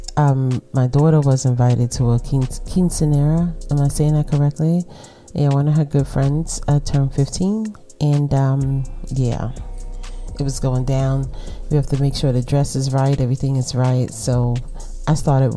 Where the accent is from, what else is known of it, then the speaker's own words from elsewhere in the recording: New York City, New York, United States; accent: Brooklyn; my Brooklyn accent